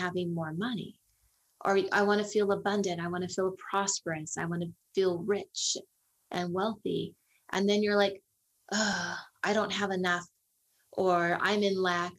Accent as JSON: {"language": "English", "area": "Silicon Valley", "region": "California", "country": "United States", "tie": "born or raised there", "said": "I grew up actually near the poverty line in Silicon Valley"}